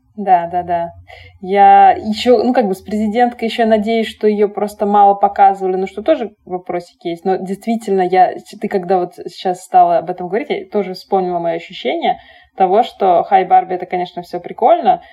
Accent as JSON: {"language": "Russian", "region": "Saint Petersburg", "country": "Russia", "tie": "born or raised there", "said": "мы росли, значит, в Питере, там, родились в Советском Союзе"}